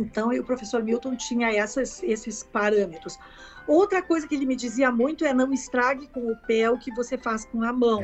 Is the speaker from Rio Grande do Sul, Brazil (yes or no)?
yes; Caxias do Sul, Rio Grande do Sul, Brazil; now in Porto Alegre, Brazil; eu sou natural de Caxias do Sul e com quatro anos eh, a minha mãe me colocou numa professora de piano